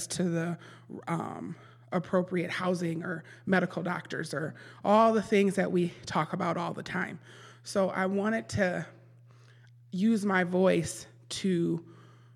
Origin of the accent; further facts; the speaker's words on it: Milwaukee, Wisconsin, United States; Born and raised in Milwaukee, MPS grad